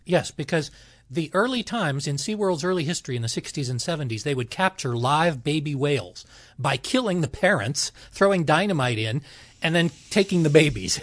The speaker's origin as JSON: {"language": "English", "town": "Los Angeles", "region": "California", "country": "United States", "tie": "born or raised there", "said": "I grew up in Los Angeles."}